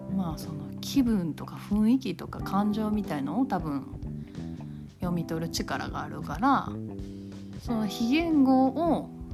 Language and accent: Japanese; Kansai, Japan; accent: Kansai-ben